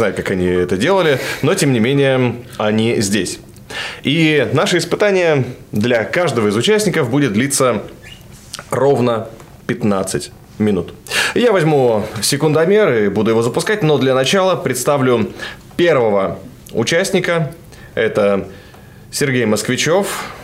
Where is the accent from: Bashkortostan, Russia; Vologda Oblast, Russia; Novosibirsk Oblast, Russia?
Novosibirsk Oblast, Russia; Novosibirsk; город Новосибирск.